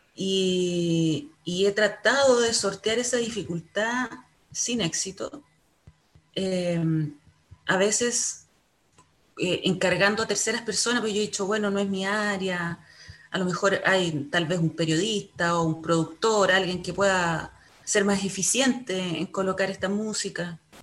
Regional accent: Chile; como chilenos o como latinoamericanos

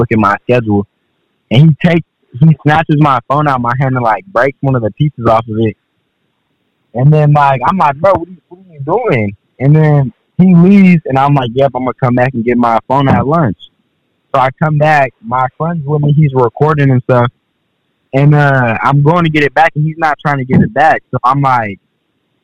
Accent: Seattle, Washington, United States; I'm from Seattle

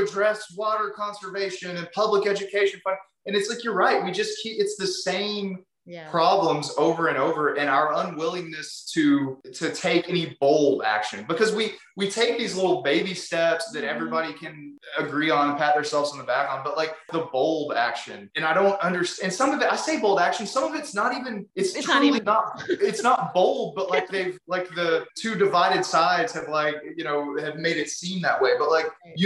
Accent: Texas, United States; I'm from Texas. I grew up, you know, a gun owner and all that stuff.

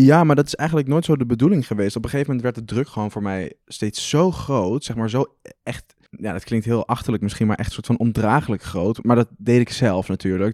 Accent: Arnhem, Gelderland, Netherlands; also born or lived in Amsterdam; Ik ben in Arnhem opgegroeid en heb ik twee jaar in Amsterdam gewoond.

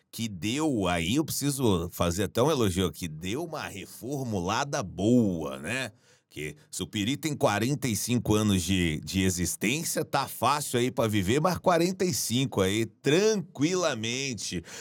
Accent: Piripiri, Piauí, Brazil; moved away; somos de Piripiri do Piauí. Piri Piri no Piauí.

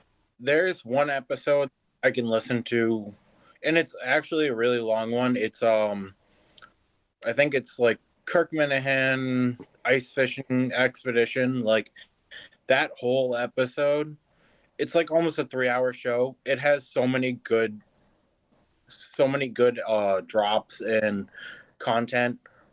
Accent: Cape Cod, Massachusetts, United States; moved away as an adult; now in North Carolina, United States; I was raised on the Cape, and I've been in North Carolina for like 8 months.

